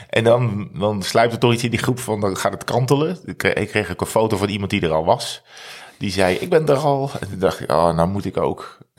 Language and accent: Dutch; North Brabant, Netherlands; Ja, ik kom uit Brabant. uit Brabant.